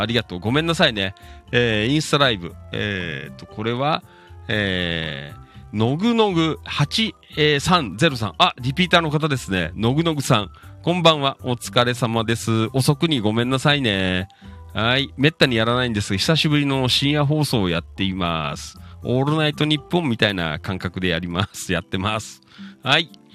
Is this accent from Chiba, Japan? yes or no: yes; Noda, Chiba, Japan; moved away as an adult; 野田出身でね、三十何年野田で生まれ育ったんですけど